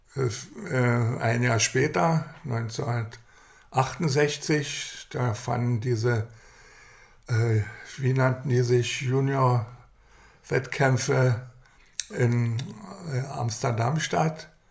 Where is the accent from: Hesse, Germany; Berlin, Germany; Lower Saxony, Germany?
Berlin, Germany; Wir waren zwar Berliner